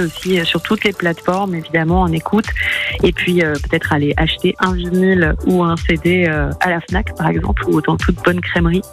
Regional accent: Marseille, Provence-Alpes-Côte d'Azur, France; moved away as an adult; On débarque à Marseille, donc c'est ma ville natale, j'ai passé 30 ans à Marseille

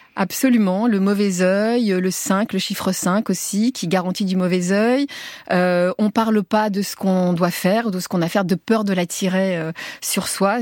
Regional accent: Tunisia; also born or lived in Paris; now in France; on est les Français de Tunisie

